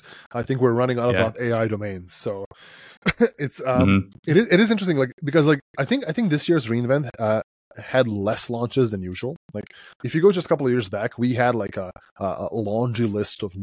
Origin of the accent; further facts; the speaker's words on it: Serbia; So I come from Serbia, right, which is Southeast Europe. And I grew up in a country in a time when we didn't really have a lot.